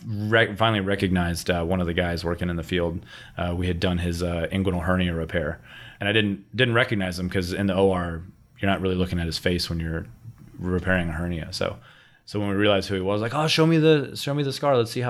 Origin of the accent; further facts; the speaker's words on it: Miami, Florida, United States; So I was born and raised in Miami, which is an interesting place to grow up. Actually, third generation Miami, which is also very rare.